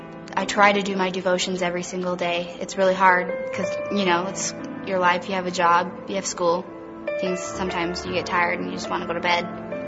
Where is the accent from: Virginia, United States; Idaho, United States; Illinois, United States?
Idaho, United States; Nampa; I am 16. I'm in the 10th grade, and I live in Nampa, Idaho. I grew up in the Nampa First Church of the Nazarene my whole entire life.